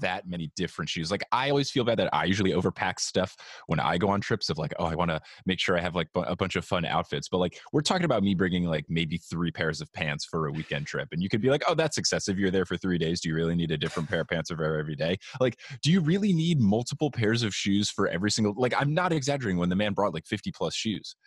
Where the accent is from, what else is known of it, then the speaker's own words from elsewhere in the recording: New Jersey, United States; I grew up in a, in a very Italian part of New Jersey